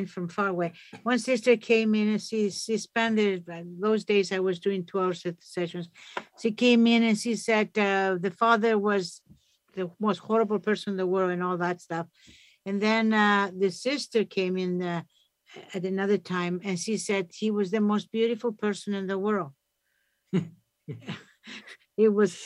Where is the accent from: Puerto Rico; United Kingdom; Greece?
Greece; also born or lived in Toronto; now in Canada; I grew up in Greece.